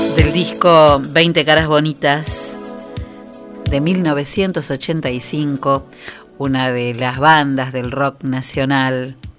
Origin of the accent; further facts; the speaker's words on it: General Villegas, Buenos Aires Province, Argentina; nosotros somos de Villegas